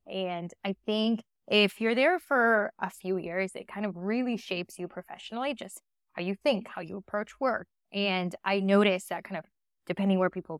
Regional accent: Winnipeg, Manitoba, Canada; also born or lived in Argentina / Toronto; I was born in Argentina, went to Canada when I was 9, and was actually in Winnipeg, Manitoba, kind of in the center of Canada.

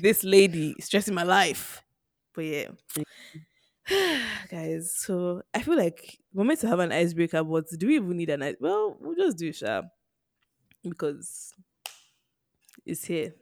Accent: Nigeria; being Nigerian

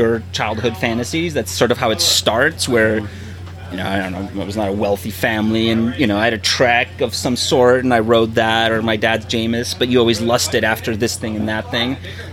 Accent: East Coast, United States; growing up on the East Coast

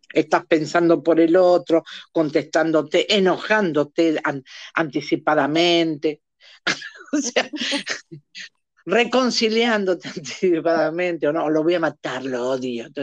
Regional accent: Argentina; en mi país, Argentina, para el, para, para el que no se dio cuenta que soy argentina

